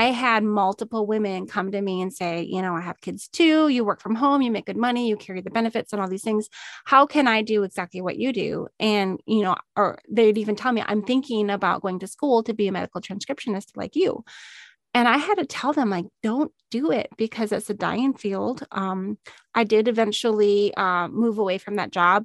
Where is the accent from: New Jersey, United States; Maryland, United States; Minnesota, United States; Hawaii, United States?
Minnesota, United States; moved away as an adult; also born or lived in Missouri / Illinois / Arizona; I'm from Minnesota